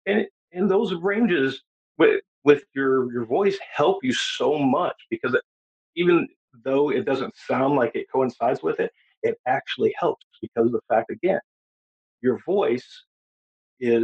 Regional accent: Indiana, United States; growing up in Indiana

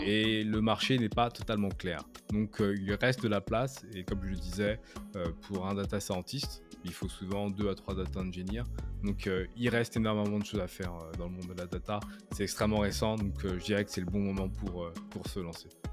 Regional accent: France; moved away as an adult; now in Canada; je suis français, j'habite au Canada depuis maintenant plus de 7 ans.

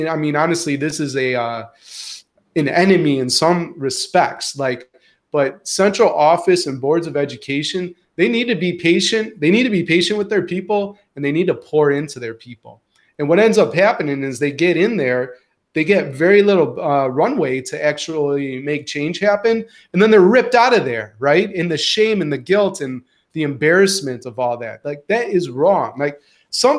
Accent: Chicago, Illinois, United States; moved away as an adult; also born or lived in Houston, Texas / Antwerp, Belgium / Scotland; now in Syracuse, United States; as a Midwesterner and a Chicagoan. And now a New Yorker

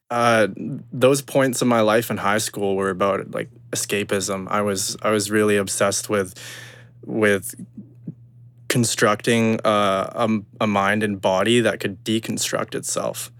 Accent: Kelowna, British Columbia, Canada; also born or lived in Burnaby, British Columbia; I moved into Kelowna, um, as a, as an older child

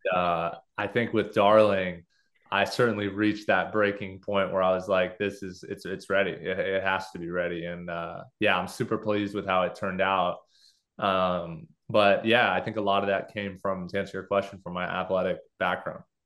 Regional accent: Los Angeles, California, United States; I grew up in Los Angeles, uh, you know, Southern California

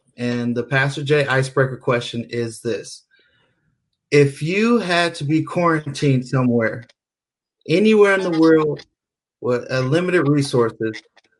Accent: Richmond, California, United States; I'm from Richmond.

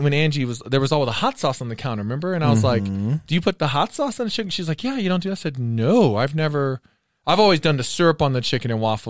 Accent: Southern US, United States; Well, I didn't grow up in the South, but I'm from the South.

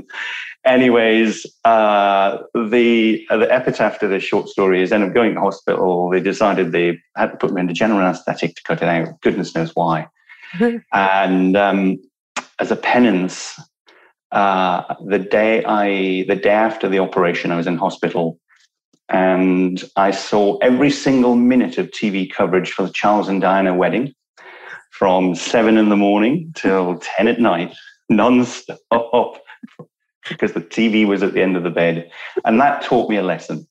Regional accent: Newcastle upon Tyne, North East England, United Kingdom; I was born in Newcastle

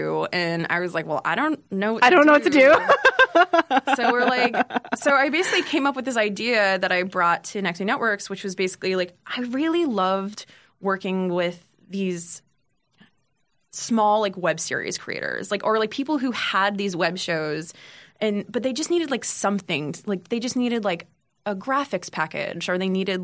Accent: Lowell, Massachusetts, United States; also born or lived in Los Angeles / San Francisco; now in New York, United States; I am from Lowell, Massachusetts.

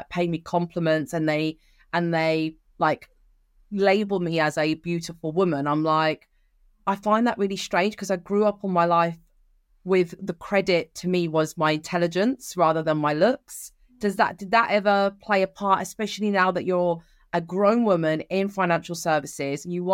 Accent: England, United Kingdom; also born or lived in Sicily, Italy; coming into the UK

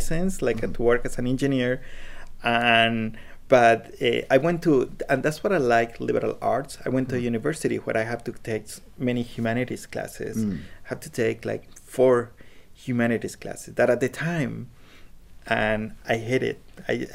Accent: Colombia; English is a second language; now in United States; when I was in Colombia. Mm-hmm. That I didn't speak any English, but when I moved to the US

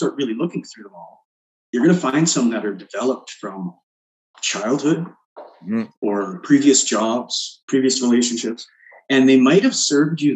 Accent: Canada; we're Canadian

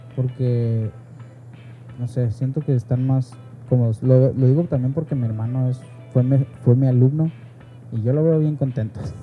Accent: Mexico; Aquí mexicano es tope

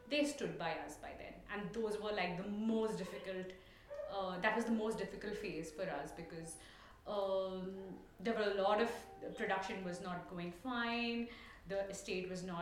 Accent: Mangalore, Karnataka, India; first language Tulu; English is a second language; Yeah, we speak Tulu because that's our uh, that's my mother tongue.

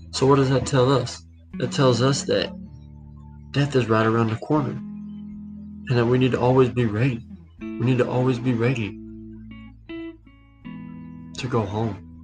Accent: United States; Well, well, God can hear me because I grew up in America

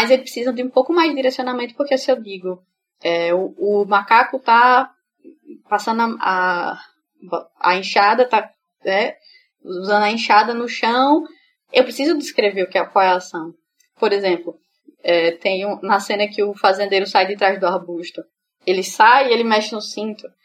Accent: Feira Nova, Sergipe, Brazil; eu sou do interior, sou da cidade do interior daqui de Sergipe, que é Feira Nova. E eu tava indo pra Feira Nova

